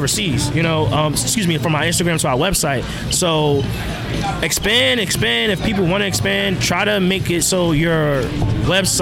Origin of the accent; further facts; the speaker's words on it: New Jersey, United States; now in Philadelphia, United States; my home state of New Jersey